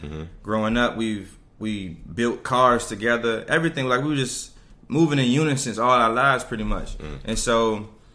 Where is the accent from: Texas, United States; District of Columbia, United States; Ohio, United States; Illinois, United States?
District of Columbia, United States; Washington; I'm from Washington, D.C., Riggs Park. I went to McKinley Tech